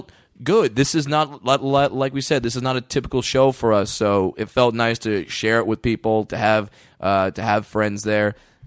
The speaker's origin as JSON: {"language": "English", "region": "Southern California", "country": "United States", "said": "I'm from Southern California"}